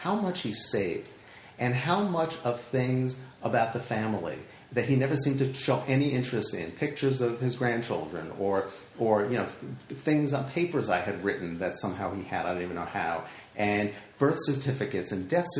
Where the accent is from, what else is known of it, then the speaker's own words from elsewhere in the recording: Valley Stream, New York, United States; I grew up on Long Island and in a town called Valley Stream